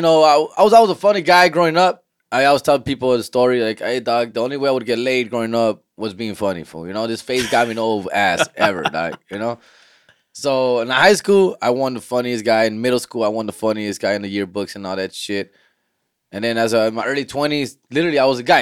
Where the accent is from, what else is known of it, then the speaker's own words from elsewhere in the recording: Huntington Park, California, United States; I'm from Huntington Park